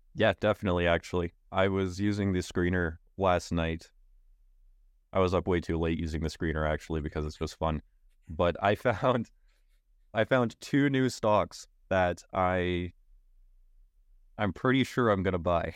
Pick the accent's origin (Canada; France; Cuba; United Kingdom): Canada; I am a Canadian